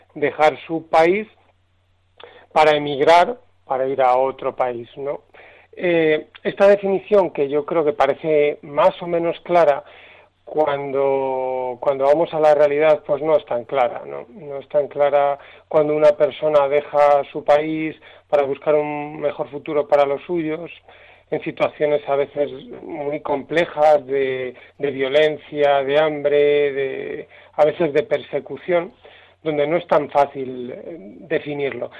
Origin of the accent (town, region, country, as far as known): Spain